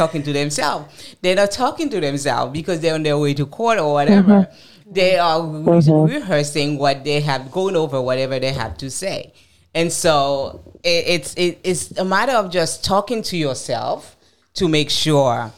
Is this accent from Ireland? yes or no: no; United States; I'm going to speak as an American.